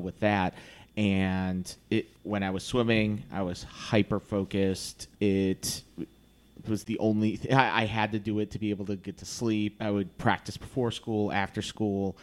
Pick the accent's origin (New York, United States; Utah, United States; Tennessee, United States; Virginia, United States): Virginia, United States; Virginia Beach; moved away; I grew up in Virginia Beach